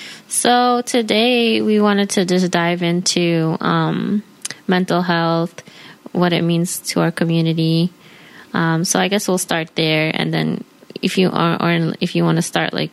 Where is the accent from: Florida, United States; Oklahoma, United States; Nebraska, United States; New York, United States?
New York, United States; New Yorkers. I'm from New York.